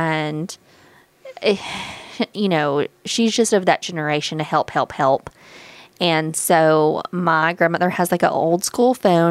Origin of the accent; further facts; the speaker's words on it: Waynesboro, United States; moved away; my hometown, which is Waynesboro